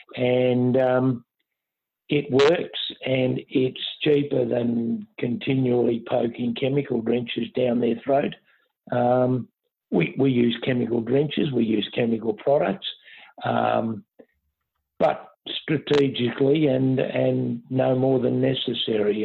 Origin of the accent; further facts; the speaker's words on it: Moriac, Victoria, Australia; now in Derrinallum, Australia; I personally was born and bred uh, at Moriac